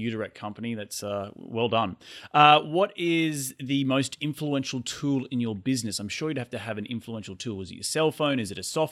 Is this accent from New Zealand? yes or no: no; Australia